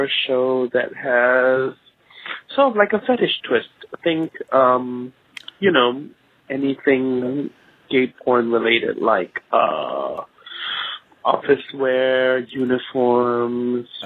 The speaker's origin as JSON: {"language": "English", "country": "Singapore", "said": "I'm from Singapore. In the middle of Southeast Asia"}